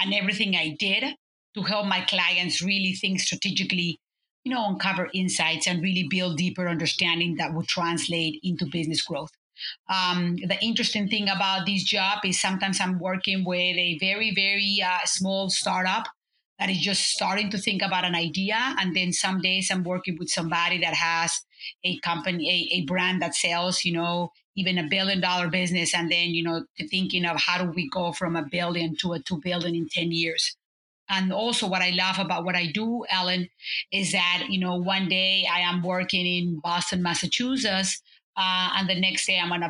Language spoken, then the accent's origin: English; Cuernavaca, Morelos, Mexico; moved away as an adult; also born or lived in United States; I'm a Mexican who was raised and born in a small town, Cuernavaca.